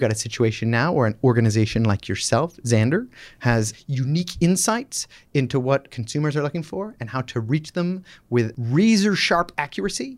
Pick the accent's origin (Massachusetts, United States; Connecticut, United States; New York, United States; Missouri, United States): Massachusetts, United States; Boston; also born or lived in Michigan; I'm from Boston, just outside, uh, Boston, the suburbs